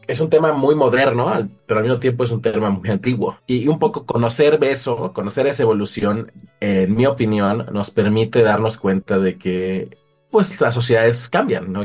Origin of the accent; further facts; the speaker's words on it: Mexico; also born or lived in Uppsala, Sweden; como mexicano